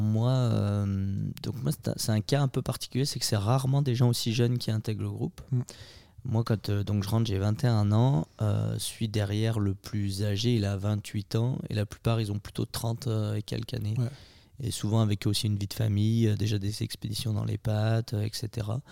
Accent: Maurienne, Auvergne-Rhône-Alpes, France; je suis originaire de Maurienne

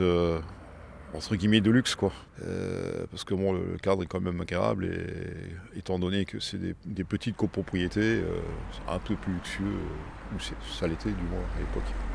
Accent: Strasbourg, Grand Est, France; je suis né à la Robertsau et j'étais commerçant horloger bijoutier à la Robertsau depuis plus de 40 ans

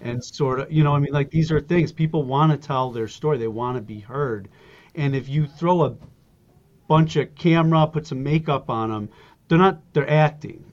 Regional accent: Buffalo, New York, United States; also born or lived in Germany / Alaska; I grew up in Buffalo, New York

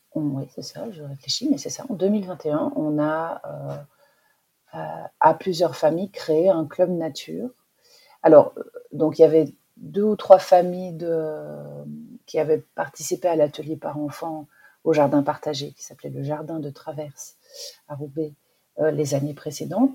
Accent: Belgium; now in Lille, France; j'habitais euh, en Belgique, je suis belge en fait, euh, et j'habitais à la campagne.

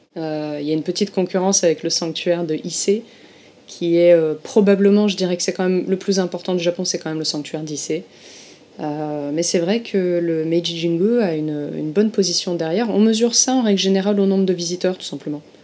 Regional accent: Marseille, Provence-Alpes-Côte d'Azur, France; moved away as an adult; now in Tokyo, Japan; je viens du sud de la France à l'origine, je viens de Marseille

